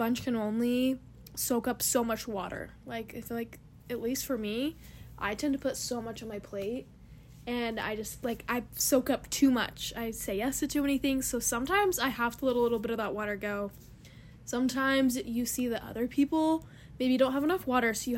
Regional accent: Stansbury Park, Utah, United States; I'm from Stansbury Park, Utah.

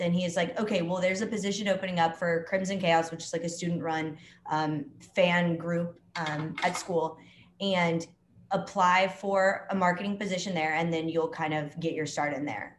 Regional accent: Dallas, Texas, United States; moved away as an adult; also born or lived in Alabama; now in Atlanta, United States; I'm from Dallas, Texas, originally.

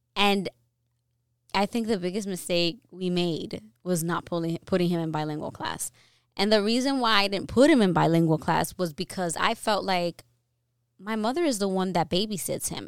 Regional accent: New York, United States; I was born here in New York and I didn't I wasn't born in the Dominican Republic

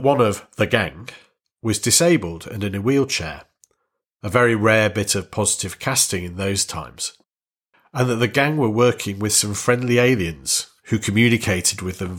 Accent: Warrington, North West England, United Kingdom; I'm from Warrington, and I was born in Lancashire.

